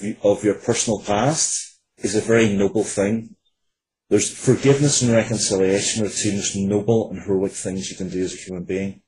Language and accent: English; Northern Ireland, United Kingdom; growing up in Northern Ireland, where violence was just a part of life